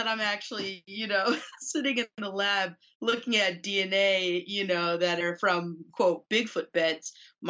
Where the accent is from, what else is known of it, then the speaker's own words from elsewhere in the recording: New Mexico, United States; moved away; I'm from New Mexico. So I grew up basically, you know, in the country, on a ranch.